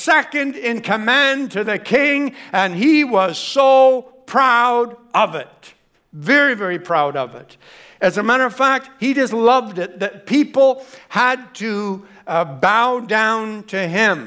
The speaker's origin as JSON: {"language": "English", "country": "Canada", "said": "we're Canadian"}